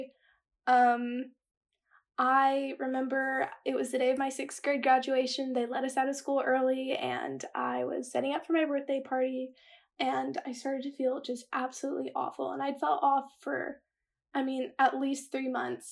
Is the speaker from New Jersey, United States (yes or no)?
no; Dallas, Texas, United States; I'm from Dallas, Texas. I'm a senior in high school